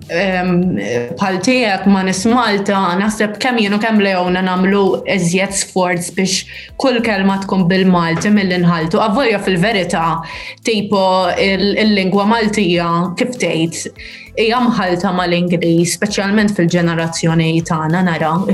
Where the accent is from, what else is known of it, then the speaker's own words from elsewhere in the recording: Santa Lucija, Malta; Jena minn Santa Lucia, imma ommi ommi minn Għawdex.